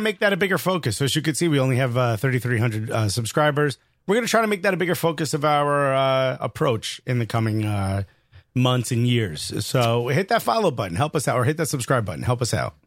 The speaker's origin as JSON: {"language": "English", "region": "New York", "country": "United States", "said": "I'm from New York."}